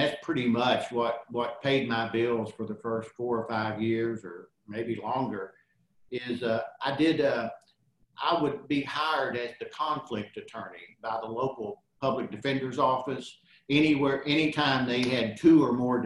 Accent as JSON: {"language": "English", "town": "Albany", "region": "Kentucky", "country": "United States", "tie": "born or raised there", "also_born_or_lived": "Texas", "lives_now": "Somerset, United States", "said": "Actually born in Texas, but my father's in the Air Force and we came back to Kentucky, and I grew up in Kentucky from Clinton County down on the Tennessee line, Albany"}